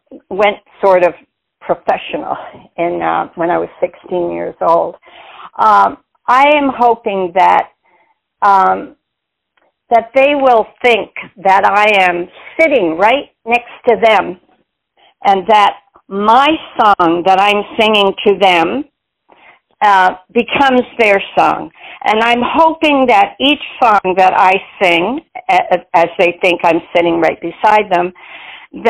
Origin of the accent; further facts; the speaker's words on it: Montreal, Quebec, Canada; I was born and raised in Montreal, Quebec, Canada